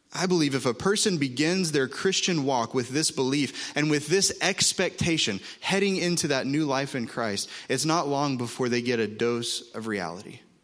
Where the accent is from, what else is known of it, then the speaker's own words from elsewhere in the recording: Oklahoma, United States; moved away; I'm from Oklahoma